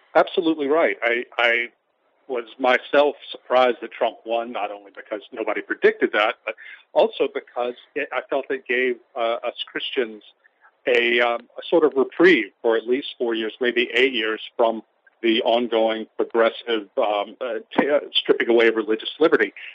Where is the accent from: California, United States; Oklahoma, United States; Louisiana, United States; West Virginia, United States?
Louisiana, United States; St. Francisville; now in Baton Rouge, United States; my hometown of St. Francisville